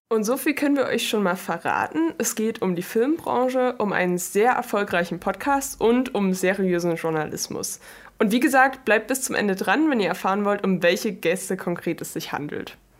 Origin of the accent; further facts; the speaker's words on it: Chemnitz, Saxony, Germany; also born or lived in London; Ich komme eigentlich aus London, lebe aber schon, seit ich denken kann, in Chemnitz